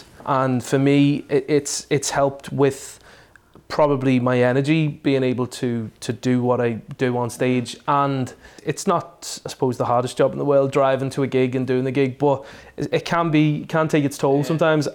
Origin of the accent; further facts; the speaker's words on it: Liverpool, North West England, United Kingdom; now in Ireland; I'm originally from Liverpool, been living in Ireland for 14 years now